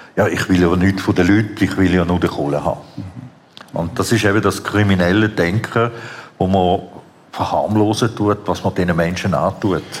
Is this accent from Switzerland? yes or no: yes; Switzerland; also born or lived in Vienna, Austria; ich bin ursprünglich in Wien geboren, mhm. dann bin ich in der Schweiz aufgewachsen